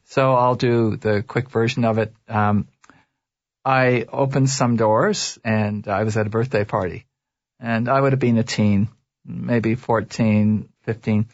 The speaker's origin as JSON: {"language": "English", "town": "Toronto", "region": "Ontario", "country": "Canada", "tie": "born or raised there", "said": "I was raised in Toronto."}